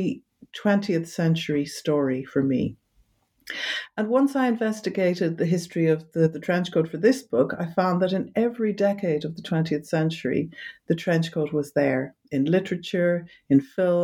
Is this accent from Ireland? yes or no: yes; Ireland; moved away as an adult; also born or lived in London, United Kingdom; now in Amsterdam, Netherlands; originally I'm from Ireland